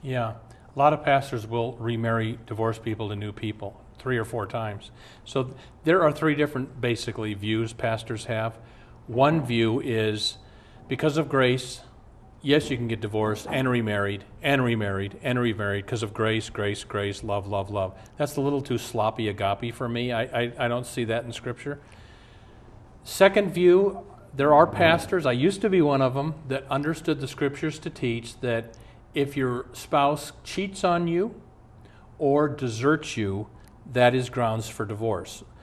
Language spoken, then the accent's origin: English; Omaha, Nebraska, United States; moved away; I'm from Omaha. Years ago, when I'd go home to Omaha